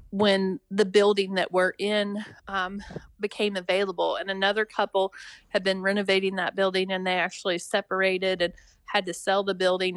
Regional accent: Richwood, West Virginia, United States; moved away as an adult; I grew up in Richwood

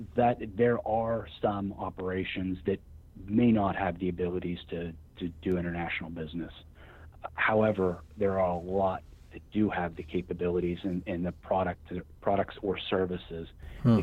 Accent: Wheeling, West Virginia, United States; I'm from Wheeling, West Virginia. I've been from the area all my life

